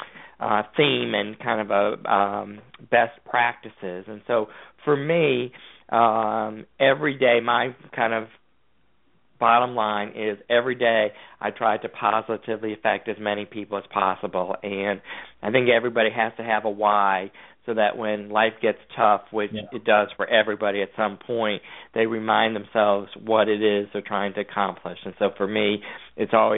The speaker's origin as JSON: {"language": "English", "region": "Connecticut", "country": "United States", "tie": "born or raised there", "also_born_or_lived": "Georgia", "moved": "yes", "said": "I grew up in Connecticut."}